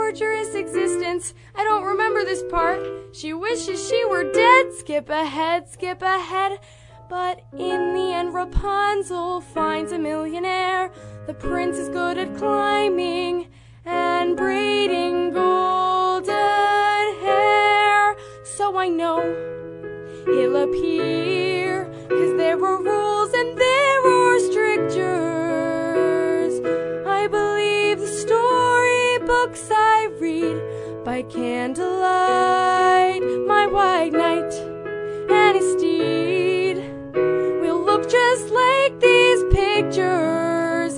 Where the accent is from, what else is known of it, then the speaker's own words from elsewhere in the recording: Champaign, Illinois, United States; I'm from Champaign.